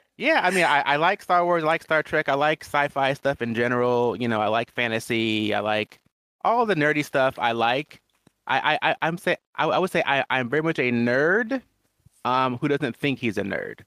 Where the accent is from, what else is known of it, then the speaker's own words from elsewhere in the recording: Washington, United States; I will say I grew up in Washington State. I think that's a fairly accurate statement. I mean, I moved there when I was, what, 11?